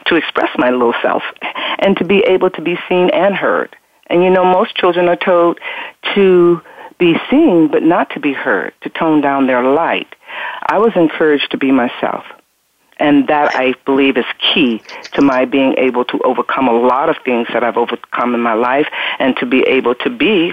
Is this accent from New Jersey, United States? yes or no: no; Berkeley, California, United States; I hail from Berkeley, California. I had a wonderful, fantastic community, a village of people